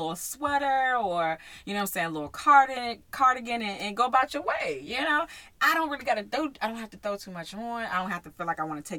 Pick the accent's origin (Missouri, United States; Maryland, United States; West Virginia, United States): Maryland, United States; my hometown, Maryland.